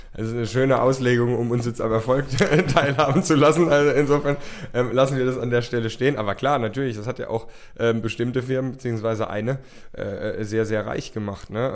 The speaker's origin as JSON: {"language": "German", "region": "Rhineland-Palatinate", "country": "Germany", "tie": "born or raised there", "also_born_or_lived": "United States", "said": "es wird doch die Pfalz und es wird doch ähm, mein Heimatort"}